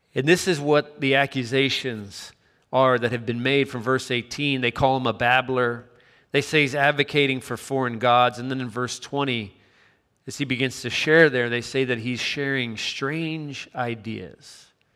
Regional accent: Chattanooga, Tennessee, United States; moved away; also born or lived in Miami; growing up in my hometown in Chattanooga, Tennessee

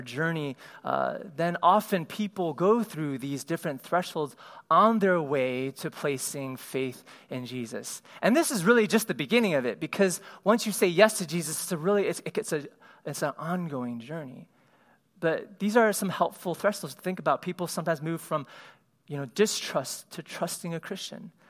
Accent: Cleveland, Ohio, United States; moved away; as an Asian kid growing up in Cleveland, Ohio

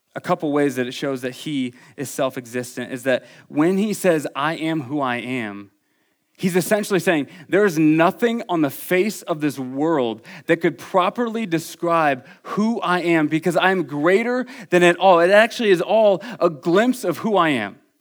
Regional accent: Iowa City, Iowa, United States; moved away; I am from Iowa City, Iowa

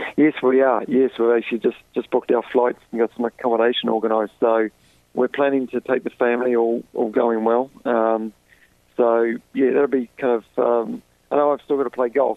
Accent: New Zealand; moved away; I'm from New Zealand

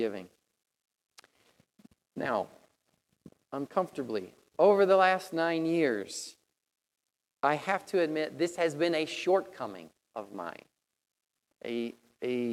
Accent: Tennessee, United States; moved away; I come from Tennessee

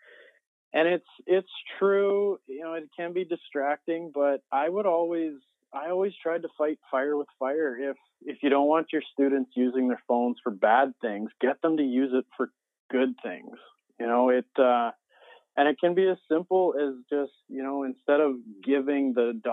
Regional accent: Gibbons, Alberta, Canada; I taught at my hometown school, Gibbons School, up in Alberta, Canada

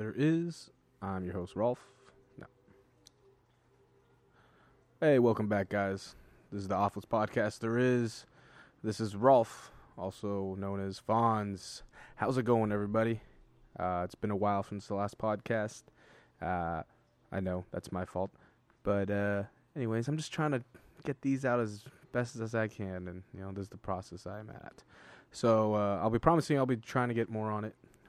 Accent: El Salvador; how we're both from El Salvador, and how we both really enjoy visiting El Salvador.

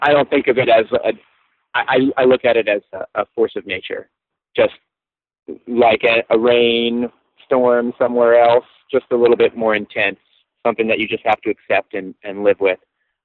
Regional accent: Virginia, United States; moved away as an adult; now in St. Croix, U.S. Virgin Islands; where I grew up in Virginia

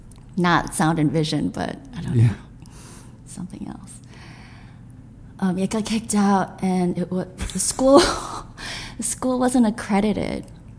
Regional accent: Troy, Michigan, United States; also born or lived in Grand Rapids, Michigan / Lansing, Michigan; now in New York, United States; I was born in Grand Rapids, Michigan. Family moved around. We lived in Lansing. Eventually, I think, settled for the longer time in Troy, where my father had a church. And, yeah, we were pastors, kids.

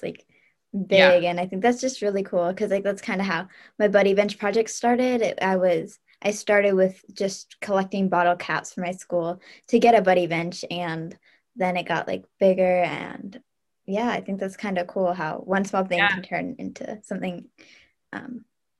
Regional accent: Fort Wayne, Indiana, United States; we're both girls from Fort Wayne, Indiana

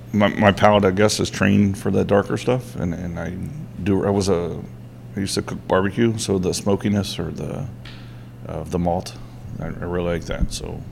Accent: Brunswick, Maryland, United States; born and raised in Brunswick

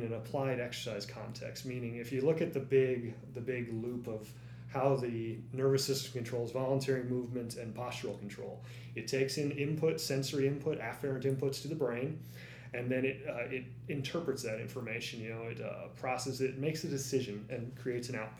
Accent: East Coast of the United States, United States; I grew up on the East Coast of the United States

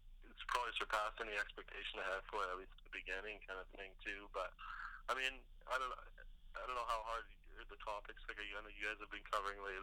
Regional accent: Prince George, British Columbia, Canada; moved away; I'm originally from Prince George, British Columbia

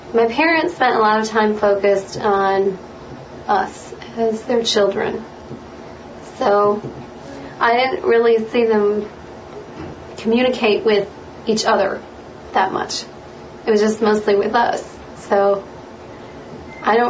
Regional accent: Lafayette, Indiana, United States; I'm actually from Lafayette, born and raised here

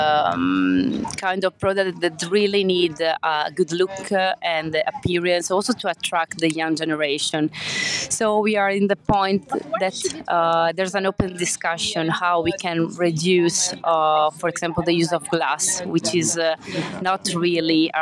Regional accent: Forlì, Emilia-Romagna, Italy; I come from Forlì, a little town in the north of Italy

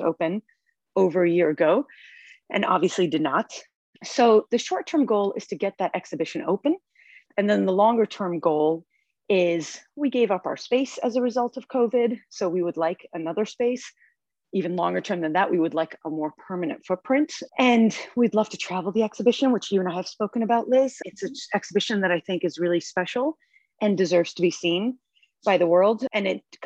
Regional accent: New York, United States; now in California, United States; I'm from New York

